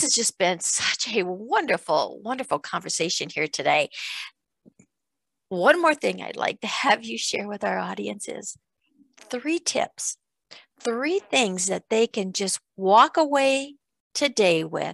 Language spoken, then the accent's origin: English; Iowa, United States; where I grew up in Iowa on a farm